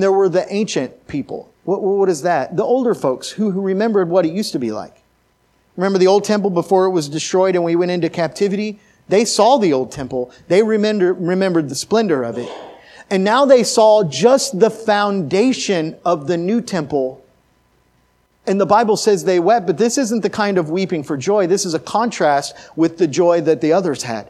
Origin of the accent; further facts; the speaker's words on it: Oklahoma City, Oklahoma, United States; also born or lived in Missouri / Nebraska; now in Glendale, United States; I'm from Oklahoma City. I lived in Missouri for 8 years, and then I was in Nebraska for 10 years.